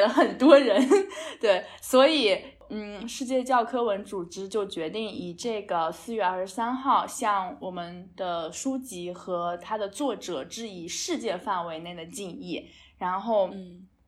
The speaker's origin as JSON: {"language": "Chinese", "country": "China", "said": "从我们中国人比较喜欢买房置地"}